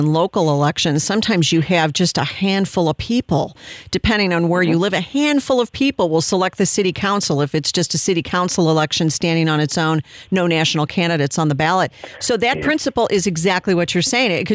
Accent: Illinois, United States; now in Texas, United States; I'm from Illinois

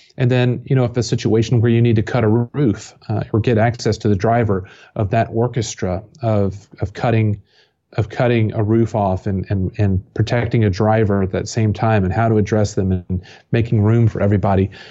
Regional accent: Johnson City, Tennessee, United States; also born or lived in Atlanta, Georgia / Kentucky; I grew up here in East Tennessee, so for twenty years, Bristol Motor Speedway is just fifteen miles down the road.

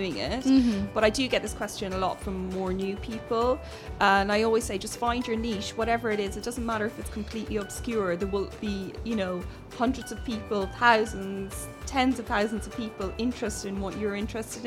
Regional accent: Ireland; I grew up in Ireland

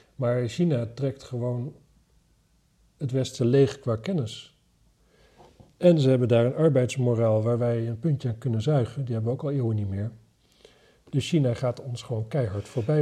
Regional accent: Wapserveen, Drenthe, Netherlands; waar ik vandaan kom, Wapserveen

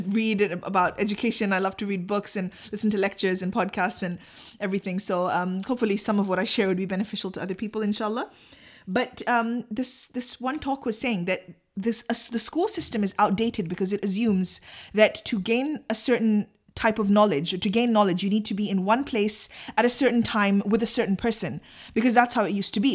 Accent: Pakistan; I'm too Pakistani

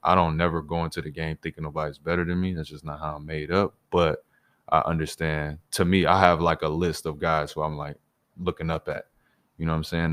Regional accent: Illinois, United States; moved away as an adult; now in Toronto, Canada; I grew up in Illinois

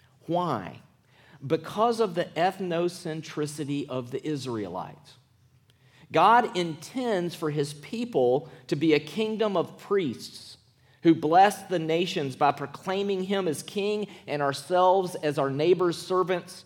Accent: Clinton, Mississippi, United States; also born or lived in Columbus, Mississippi; I was born in Columbus, Mississippi. I was raised in Clinton, Mississippi.

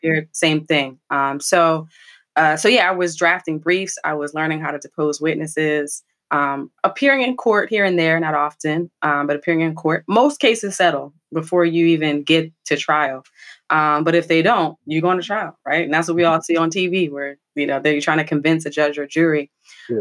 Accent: New Jersey, United States; a Jersey girl, born and bred through and through

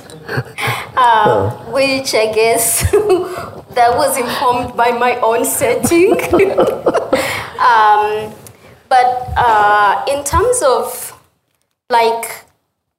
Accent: Uganda; moved away as an adult; also born or lived in United States; the country where I was born and raised

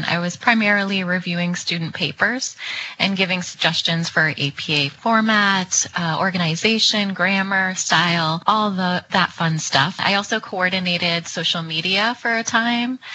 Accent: New England, United States; now in Minneapolis, United States; I am originally from New England, so I'm returning there with my husband and my son

